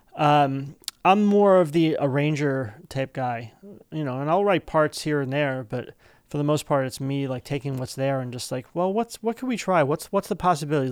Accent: East Brunswick, New Jersey, United States; we're both from East Brunswick

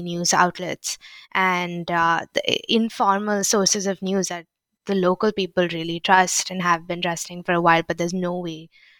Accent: India; I was thinking about India because I'm Indian

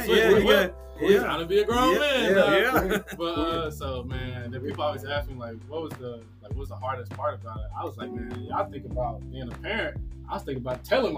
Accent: Nashville, Tennessee, United States; I'm coming from Graymore. I'm coming from Maplewood

